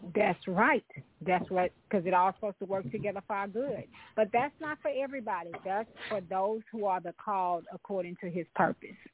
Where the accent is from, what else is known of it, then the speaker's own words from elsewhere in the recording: Louisiana, United States; my family, yeah. we're from Louisiana